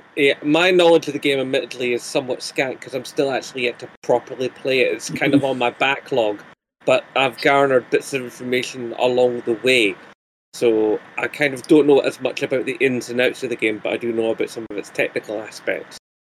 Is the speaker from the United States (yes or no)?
no; Scotland, United Kingdom; I am a Scottish YouTuber.